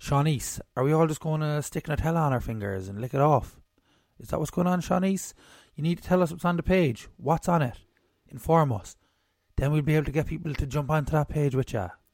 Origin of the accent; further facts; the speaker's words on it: Ireland; We're Irish here